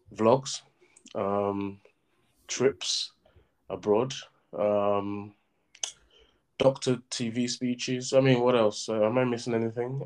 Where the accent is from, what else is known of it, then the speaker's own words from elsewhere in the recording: southern Nigeria, Nigeria; me as a Southerner